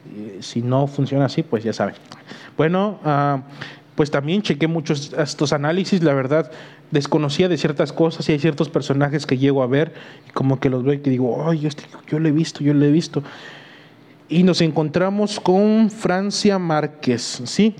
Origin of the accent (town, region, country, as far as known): Mexico